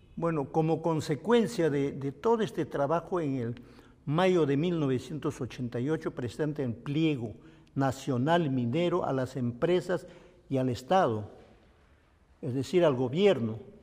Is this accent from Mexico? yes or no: no; Nazca, Ica, Peru; also born or lived in Saisa, Ayacucho, Peru; En mi tierra, Saiza, se, estudiaba solo hasta tercer año de primaria. Y como no había dónde estudiar, un buen día, sobre todo mi madre, Elisa Guamani, decide sacarnos a Nazca. Entonces todos llegamos a Nazca a estudiar